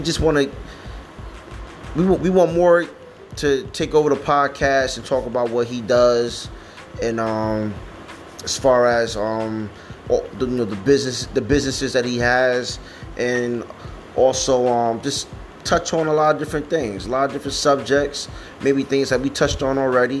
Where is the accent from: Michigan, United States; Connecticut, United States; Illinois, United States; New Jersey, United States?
New Jersey, United States; I'm from Jersey